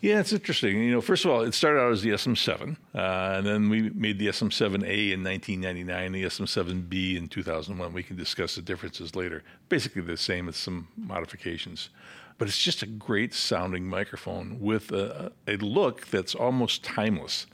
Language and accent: English; Rockford, Illinois, United States; also born or lived in Urbana, Illinois; I grew up in Rockford, Illinois